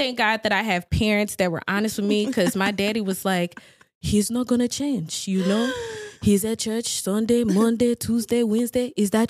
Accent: Greenville, Texas, United States; I am originally from Greenville, Texas. That's where I was born and raised.

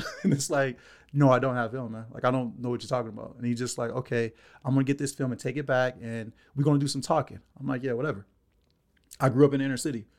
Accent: Los Angeles, California, United States; born and raised in Los Angeles, California, um, bounced around from South Central to Watts my whole life

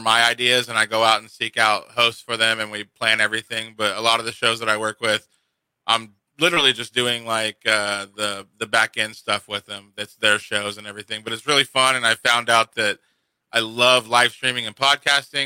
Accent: Kansas, United States; moved away as an adult; also born or lived in East Coast; now in Phoenix, United States; Like, I'm a Kansas boy. I'm from Kansas.

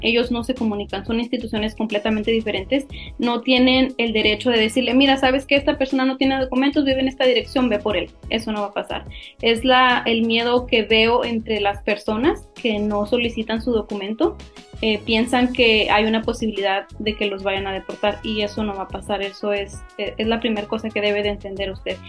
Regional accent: Mexico; now in San Antonio, United States; soy mexicana, tengo varios tiempos viviendo aquí en la ciudad de San Antonio

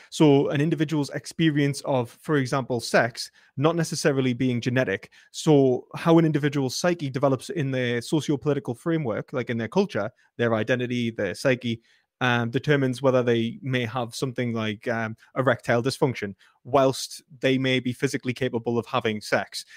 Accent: Newcastle upon Tyne, North East England, United Kingdom; my identity as a British person, as a Geordie

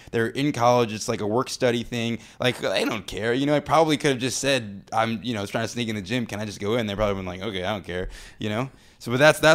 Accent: Chicago, Illinois, United States; I grew up in Hyde Park, right by the University of Chicago

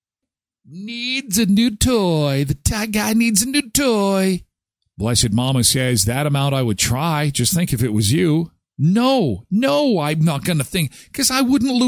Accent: Canada; we grew up here in Canada, we have lived here all our lives

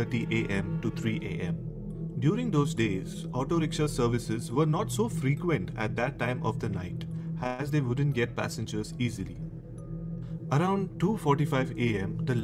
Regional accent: Naigaon, Maharashtra, India; a place in Mumbai. It is my hometown. It's called as Naigaon.

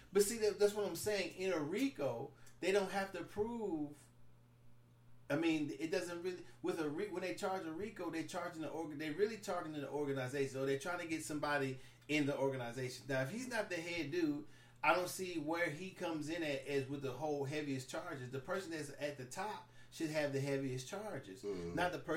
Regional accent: Houston, Texas, United States; Yeah, I'm from Houston. Ain't fucking with that.

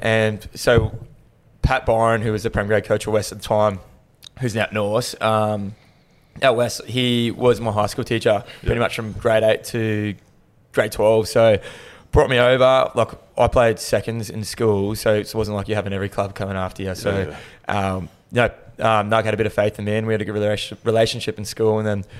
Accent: Navunivi, Western Division, Fiji; But I'm from Ra, or Navu Nivi is the village in Ra.

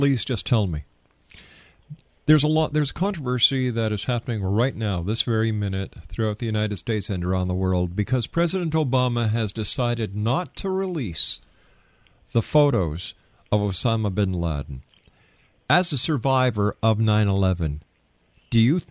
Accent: Canada; I'm a Canadian, and I'm also a person who is very proud of my country

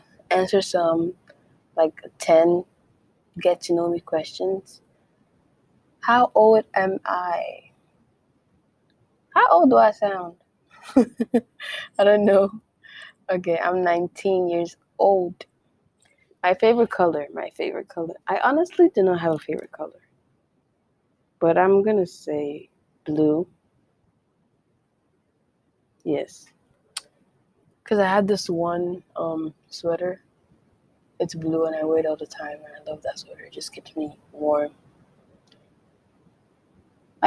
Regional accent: Calabar, Cross River, Nigeria; accent: Nigerian; American; first language Efik; English is a second language; now in United States; I am Nigerian. I was born and raised in Nigeria. And then I moved here to the United States. So I do speak my mother tongue, which is Efik. I am Calabar Cross River babe.

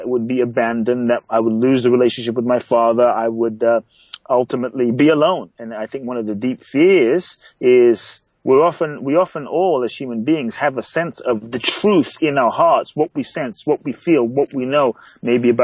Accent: London, United Kingdom; moved away as an adult; also born or lived in Ghana; now in United States; I was born in Ghana, West Africa. My father's from Ghana. My mother's Japanese. I grew up in London. I live in the U.S. for over 18 years now.

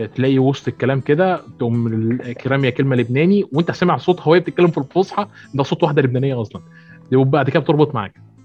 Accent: Port Said, Port Said Governorate, Egypt; انا من بورسعيد

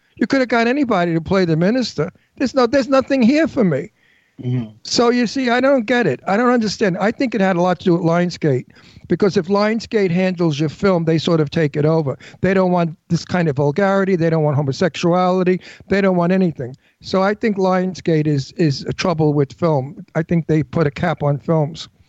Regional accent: New York City, New York, United States; accent: Brooklyn; I'm from Brooklyn. My accent's natural

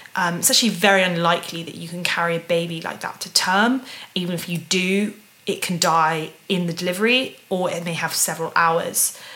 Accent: United Kingdom; a British a, U, a woman from the UK

